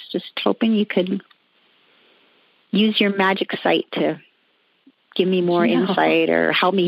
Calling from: Wyoming, United States; I'm calling from Wyoming.

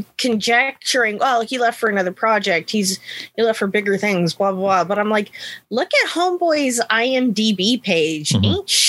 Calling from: California, United States; I am joining you from the San Francisco Bay Area.

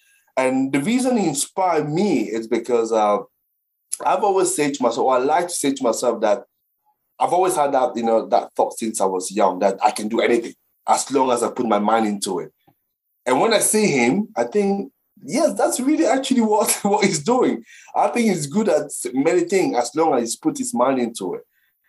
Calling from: Brentwood, East of England, United Kingdom; So I'm sitting here in my place in Brentwood in the UK.

